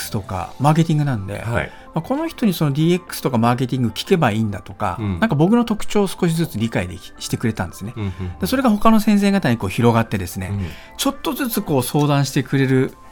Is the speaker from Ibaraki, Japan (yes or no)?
yes; Ibaraki, Japan; あの地元が私茨城県なんですけ